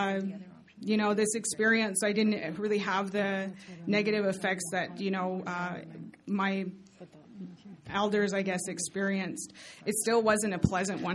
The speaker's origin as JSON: {"language": "English", "area": "Blood Reserve", "region": "Alberta", "country": "Canada", "tie": "born or raised there", "said": "I was born and raised on Canada's largest First Nation reservation, which is the Blood Reserve."}